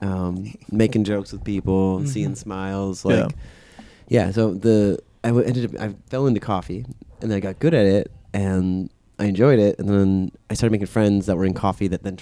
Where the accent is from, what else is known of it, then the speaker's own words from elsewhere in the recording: Seattle, Washington, United States; moved away as an adult; I grew up in Seattle.